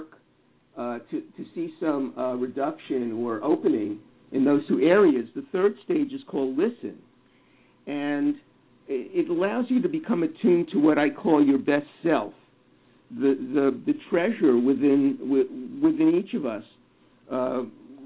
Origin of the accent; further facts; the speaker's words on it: New York, United States; I grew up in New York